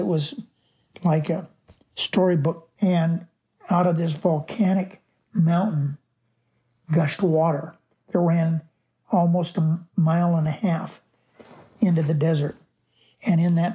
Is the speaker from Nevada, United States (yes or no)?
yes; Searchlight, Nevada, United States; that's where I was raised, in Searchlight